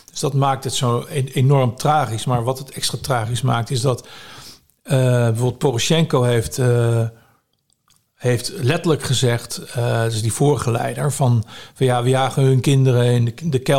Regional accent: Netherlands; Ik ben natuurlijk hier geboren. Eh, ik ben een Nederlander. Dus ik, ik denk niet dat ik eh, mijn, het land waar ik geboren ben, dat ik die zou verraden.

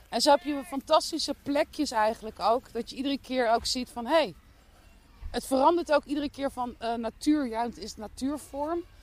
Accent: The Hague, South Holland, Netherlands; moved away as an adult; now in Dordrecht, Netherlands; Ik eh, kom oorspronkelijk eh, geboren en getogen in Den Haag

